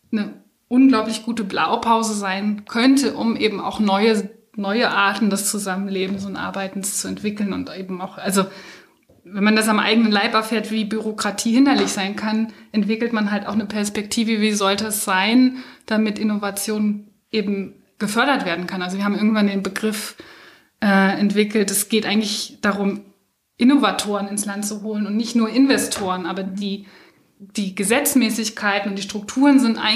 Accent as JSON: {"language": "German", "region": "Berlin", "country": "Germany", "tie": "born or raised there", "moved": "yes", "said": "ich bin in Berlin aufgewachsen. Ich muss jetzt sagen, eigentlich gar nicht so weit entfernt, im südlichen Teil von Berlin-Neukölln, also da auch in so einer Einfamilienhaussiedlung mit."}